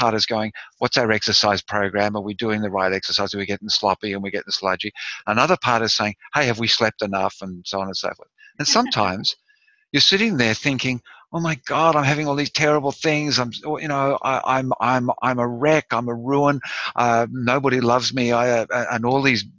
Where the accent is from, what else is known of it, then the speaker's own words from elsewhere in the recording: Australia; I'm Australian